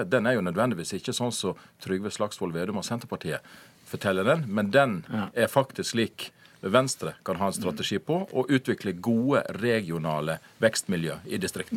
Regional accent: Jølster, Vestland, Norway; er permittert kommunestyrerepresentant i Jølster, der jeg kommer fra

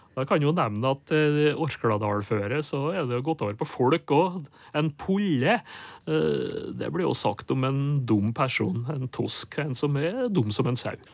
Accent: inner Nordmøre, Møre og Romsdal, Norway; der jeg kommer fra, på indre Nordmøre, der var det porre som var lokkeropet

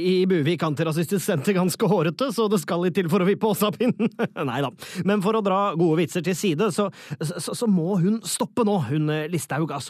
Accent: Norway; Altså, nå må jeg som nordmann, som prøver å beskytte muslimenes verden, si at du som muslim eh, støtte, som støtter norske verdier, er på kanten til å være fremmedfiendtlig.

